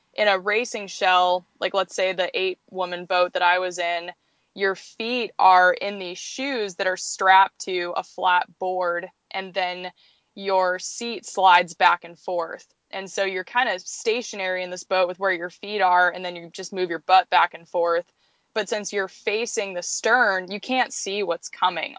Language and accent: English; Anchorage, Alaska, United States; near Anchorage. So this place where we live now